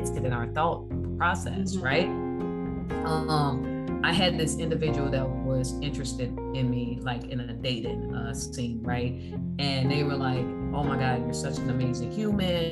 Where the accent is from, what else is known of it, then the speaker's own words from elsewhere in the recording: Chicago, Illinois, United States; I grew up in Chicago